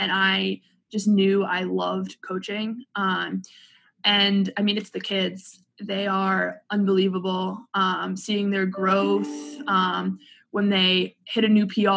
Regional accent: Boston, Massachusetts, United States; moved away as an adult; also born or lived in Indiana; now in Indianapolis, United States; I'm from Boston

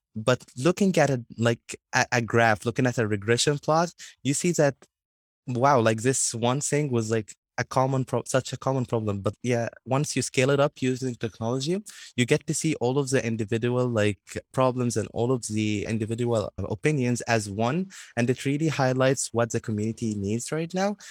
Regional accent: Egypt; in my hometown, like, I continue being an ambassador for the World Literacy Foundation and continue teaching kids.

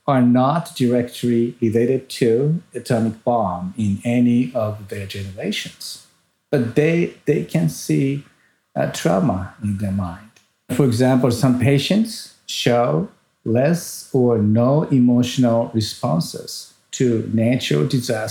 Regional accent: Tokyo, Japan; first language Japanese; English is a second language; moved away as an adult; also born or lived in New York City, United States; now in Hiroshima, Japan; I was born in Tokyo and growing up in Tokyo area

